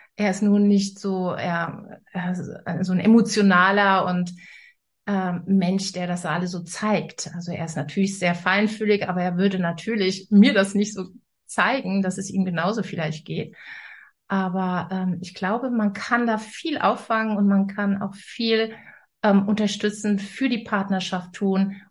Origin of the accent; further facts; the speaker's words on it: Rhineland, Germany; moved away as an adult; now in Northern Germany; Ich komme ja aus, aus dem Rheinland und lebe jetzt im Norden.